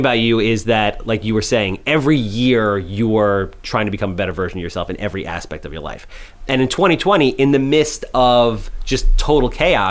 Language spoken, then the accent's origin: English; grew up near Bellmore, Long Island, New York, United States; I'm from New York